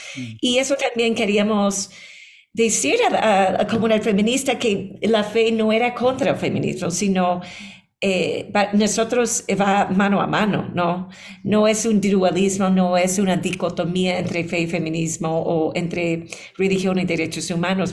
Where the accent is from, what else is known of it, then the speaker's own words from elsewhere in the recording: New York, United States; moved away as an adult; also born or lived in Boston; now in Ecuador; yo vine a Ecuador hace 13 años porque nací en Nueva York. Em, estuve enseñando como académica en Boston